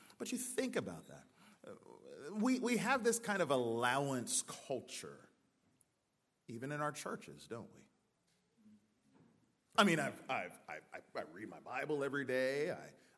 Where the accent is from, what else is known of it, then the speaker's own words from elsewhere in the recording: United States; also born or lived in Wake Forest, North Carolina; now in Youngsville, United States; I'm American